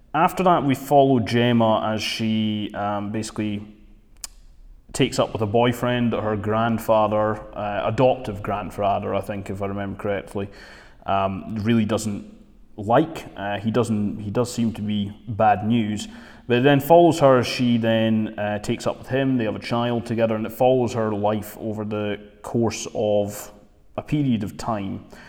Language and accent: English; Dundee, Scotland, United Kingdom; I'm from Dundee